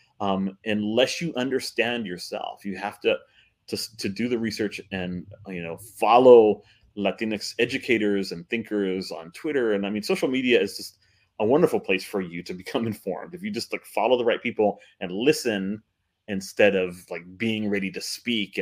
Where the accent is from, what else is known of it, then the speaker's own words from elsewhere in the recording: United States; I grew up with some, you know, a couple of Dominican families here in the Valley